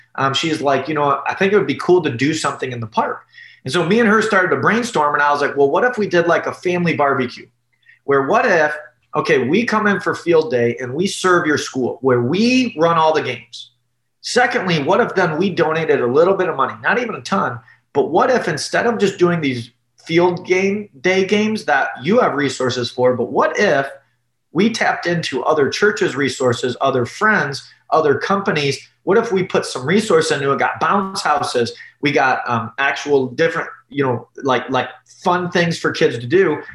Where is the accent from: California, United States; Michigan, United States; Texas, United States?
Michigan, United States; Detroit; also born or lived in Columbus, Ohio / Ann Arbor, Michigan; I grew up in the Detroit area, okay, just south of Detroit.